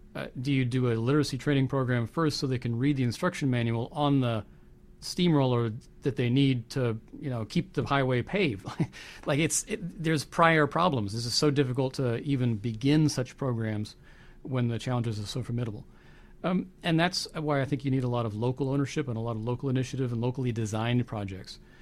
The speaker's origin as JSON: {"language": "English", "country": "United States", "said": "I'm a Christian, I'm an American, I'm a patriot."}